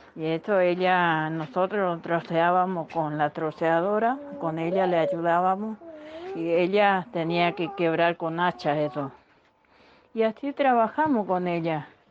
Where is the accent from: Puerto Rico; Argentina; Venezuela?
Argentina; Corrientes; moved away; Soy una correntina con mucho orgullo que, que amo que amo mi provincia, mi ciudad mis campos, mi colonia